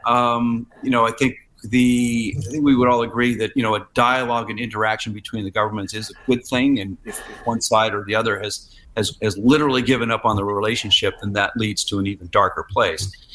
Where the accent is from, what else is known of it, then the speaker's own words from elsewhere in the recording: Silicon Valley, California, United States; moved away as an adult; also born or lived in San Francisco; now in Shanghai, China; I'm from Silicon Valley originally